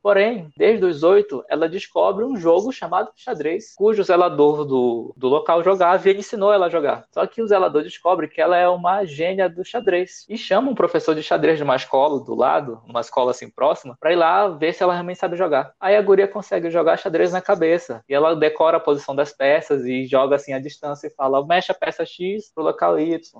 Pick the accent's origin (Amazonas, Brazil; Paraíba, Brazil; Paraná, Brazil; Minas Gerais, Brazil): Amazonas, Brazil; Manaus; moved away as an adult; now in São Paulo, Brazil; eu sou nascido e criado em Manaus, bem de Amazônia, e mudei para São Paulo no meio do ano de 2016